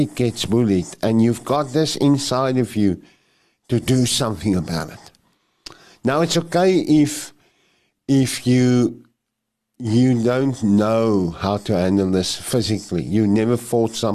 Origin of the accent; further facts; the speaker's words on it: Krugersdorp, Gauteng, South Africa; where I grew up there in Krugersdorp, it's called Krugersdorp West.